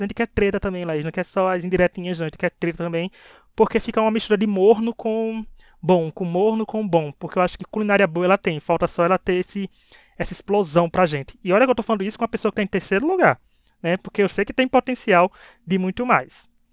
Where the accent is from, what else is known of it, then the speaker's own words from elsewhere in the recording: Bahia, Brazil; accent: Northeastern; a gente é da Bahia, o tempero, né, a coisa nordestina, gente. Nordeste, né, nós somos maravilhosos, né, já pode ver não só nosso sotaque